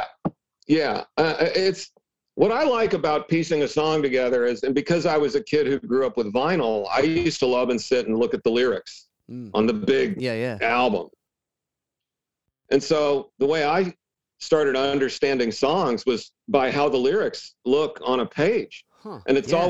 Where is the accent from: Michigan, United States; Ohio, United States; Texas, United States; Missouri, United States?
Michigan, United States; born there; I was born in Michigan